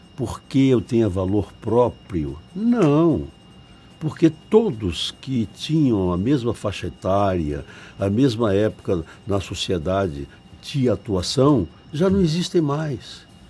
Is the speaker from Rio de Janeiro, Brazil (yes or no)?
no; Bahia, Brazil